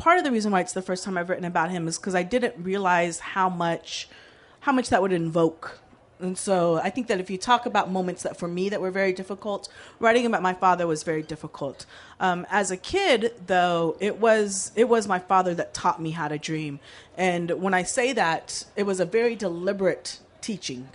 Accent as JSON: {"language": "English", "region": "Texas", "country": "United States", "tie": "born or raised there", "said": "I grew up in Texas"}